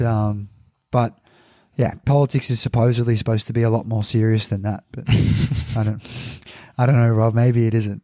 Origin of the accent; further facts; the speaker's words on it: Australia; So, as an Australian